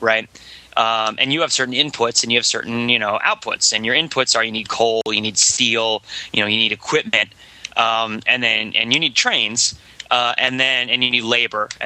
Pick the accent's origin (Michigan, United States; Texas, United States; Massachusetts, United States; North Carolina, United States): Massachusetts, United States; Boston; I'm from Boston